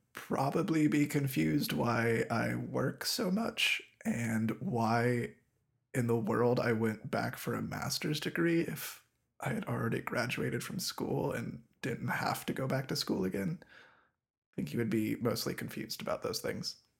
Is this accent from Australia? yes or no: no; southwestern Ohio, United States; my hometown, which is in southwestern Ohio